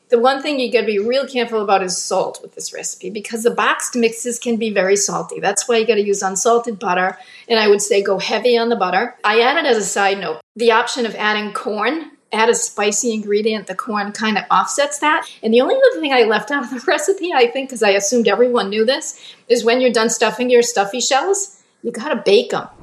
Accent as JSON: {"language": "English", "region": "Rhode Island", "country": "United States", "tie": "born or raised there", "said": "I was born and raised in Rhode Island"}